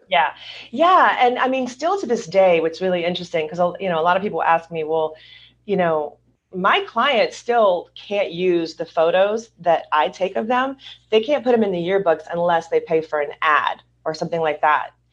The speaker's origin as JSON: {"language": "English", "region": "Louisiana", "country": "United States", "also_born_or_lived": "Hollywood, California / suburbs of Southern California", "moved": "yes", "lives_now": "Southern California, United States", "said": "I'm originally from Louisiana"}